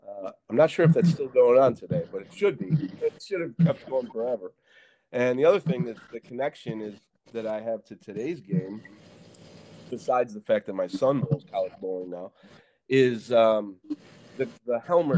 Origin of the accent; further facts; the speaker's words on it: Syracuse, New York, United States; also born or lived in Buffalo, New York; I grew up in Syracuse, New York